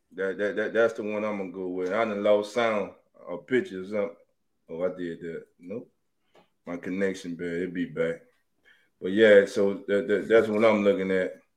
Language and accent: English; New Orleans, Louisiana, United States; now in Dallas, United States; I'm from New Orleans.